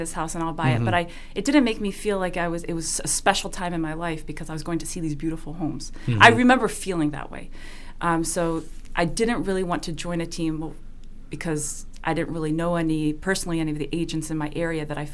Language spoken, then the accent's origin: English; Switzerland; English is a second language; moved away as an adult; now in Boston, United States; I was born and raised in Switzerland